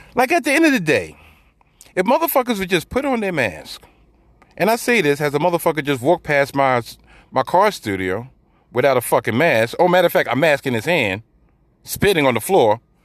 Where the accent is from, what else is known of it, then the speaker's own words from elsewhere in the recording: New York City, New York, United States; I'm from New York City, I live in New York City, and I currently work in New York City